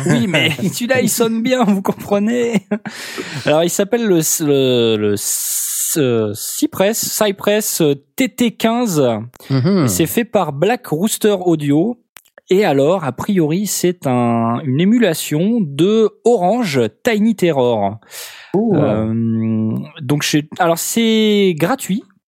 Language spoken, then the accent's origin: French; Nord-Pas-de-Calais, Hauts-de-France, France